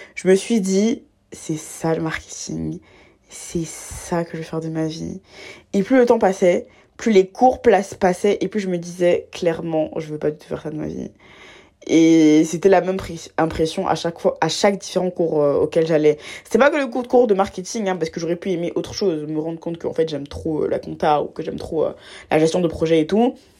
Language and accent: French; Abidjan, Côte d’Ivoire; j'ai grandi en Côte d'Ivoire à Abidjan